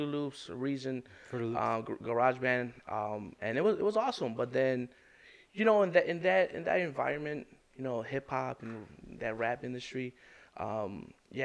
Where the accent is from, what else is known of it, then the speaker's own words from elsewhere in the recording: Chicago, Illinois, United States; I grew up in Brighton Park